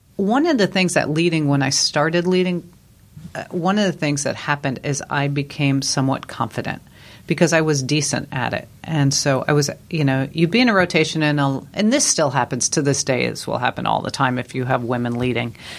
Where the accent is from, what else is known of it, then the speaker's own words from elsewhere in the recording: New York, United States; moved away; I grew up in New York, which is true.